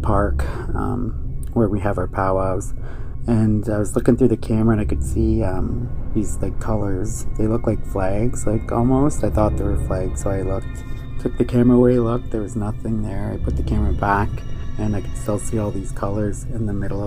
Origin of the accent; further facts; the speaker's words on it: Ontario, Canada; I'm from Ontario, Canada